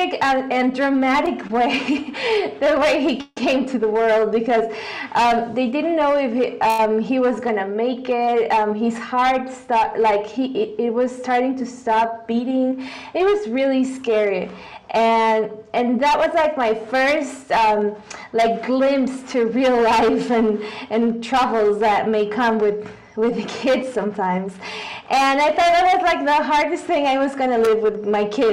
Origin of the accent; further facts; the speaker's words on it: Guadalajara, Jalisco, Mexico; English is a second language; I've always lived here in Guadalajara. I was born and raised here